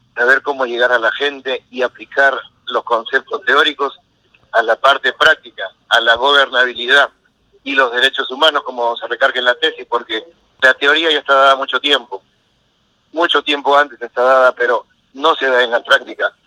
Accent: Peruvian coast, Peru; moved away as an adult; now in United States; uno como costeño lleva chompa, casaca, polo, camisa, gorro

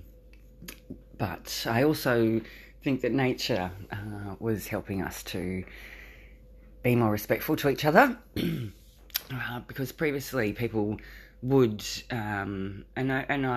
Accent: Australia; I'm an Australian. I live in a rural town.

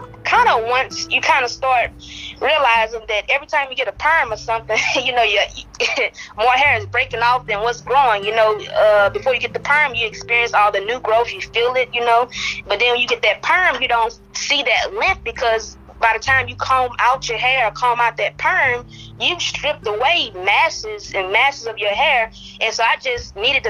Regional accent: Ringgold, Louisiana, United States; I'm from Ringo, Louisiana, very small town

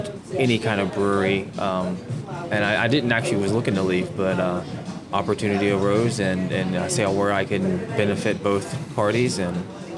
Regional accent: Fort Worth, Texas, United States; moved away as an adult; also born or lived in Orlando, Florida; now in Houston, United States; I always knew that I was going to come back home to Texas.

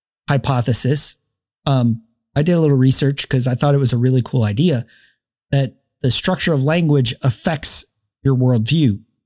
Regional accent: the South, United States; accent: Southern Spanglish; I know baño means bathroom and I use it in my Spanish, my Southern Spanglish accent.

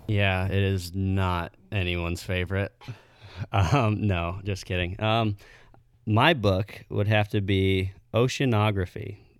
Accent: Missouri Valley, Iowa, United States; I grew up in Missouri Valley my whole life.

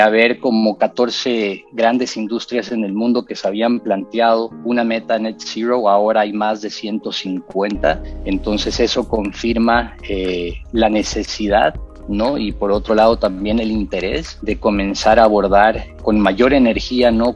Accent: Bolivia; moved away as an adult; now in Costa Rica; soy em, soy boliviano, pero tengo 16 años de residir en, Costa Rica.

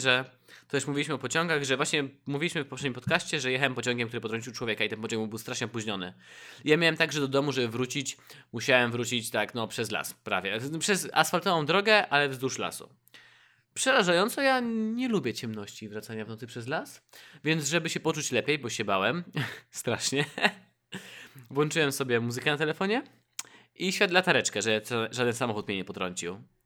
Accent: Poland; moved away as an adult; now in Warsaw, Poland; jestem ze wsi, z głębokiej wsi

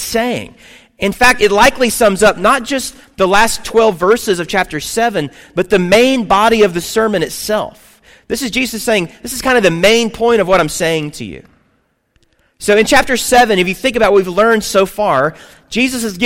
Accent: the South, United States; I grew up in the South

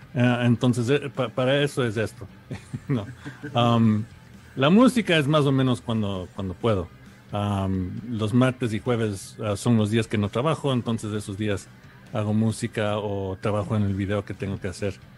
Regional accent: New York, United States; yo nací en Nueva York en los 75

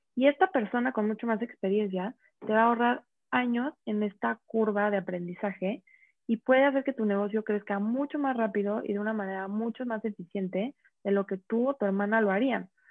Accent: Mexico; tenemos como mexicanos

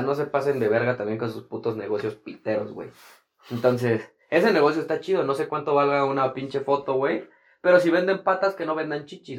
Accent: Toluca, State of Mexico, Mexico; aquí en, en, mi pueblo, güey, aquí en Toluca

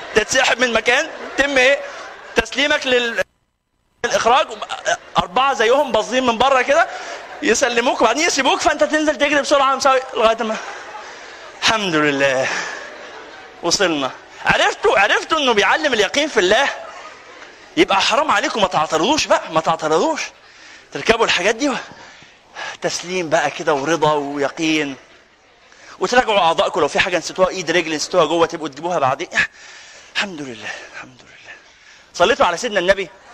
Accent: Egypt; لنا كمصريين

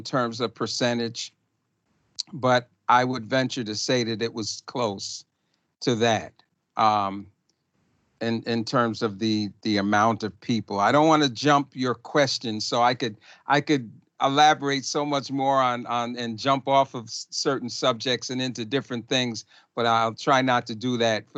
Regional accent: Ossining, New York, United States; I was born in Austining, in Old Austining Hospital in 1952. I was born on Spring Street. And I started Claremont School 5 years later, at 5 years old.

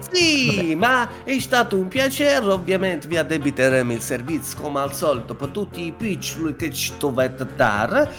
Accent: Suzzara area, Lombardy, Italy; di Suzzara dalle mie parti

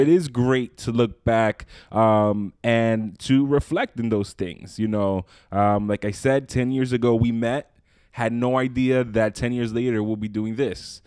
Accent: New York City, New York, United States; moved away as an adult; now in Long Island, United States; I moved out, I'm originally from Brooklyn, uh, moved out to Long Island

